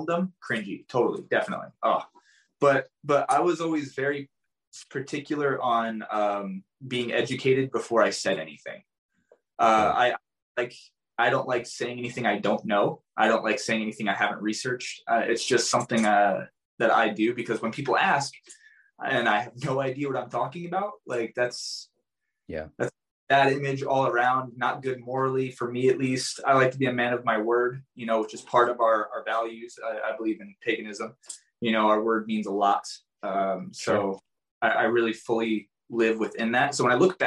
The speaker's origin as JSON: {"language": "English", "region": "New Jersey", "country": "United States", "tie": "born or raised there", "also_born_or_lived": "Arizona", "moved": "yes", "said": "I was born and raised in New Jersey. So I'm East Coast."}